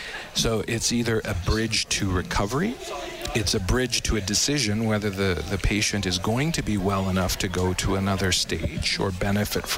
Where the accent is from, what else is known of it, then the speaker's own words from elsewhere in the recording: Edmonton, Alberta, Canada; moved away as an adult; I'm originally from Edmonton, and I was away for several years